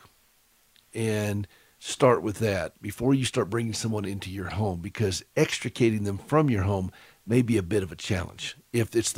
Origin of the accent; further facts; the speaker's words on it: Anderson, South Carolina, United States; moved away; I was born and raised in Anderson